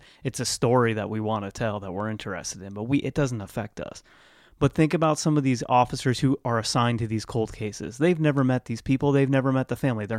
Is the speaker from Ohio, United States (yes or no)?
yes; Lancaster, Ohio, United States; I grew up in Lancaster, Ohio